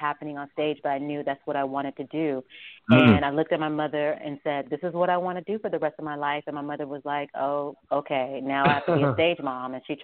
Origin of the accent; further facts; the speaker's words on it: Las Vegas, Nevada, United States; also born or lived in Shreveport, Louisiana; now in New York, United States; I'm from Las Vegas, where I grew up